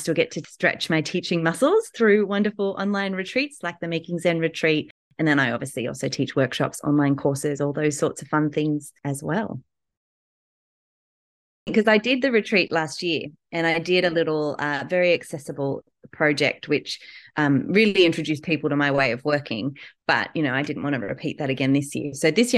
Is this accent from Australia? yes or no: yes; Newcastle, New South Wales, Australia; I'm from Australia, Newcastle in Australia